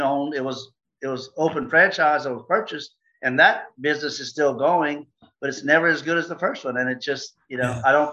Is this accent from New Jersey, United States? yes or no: no; Louisiana, United States; we're from Louisiana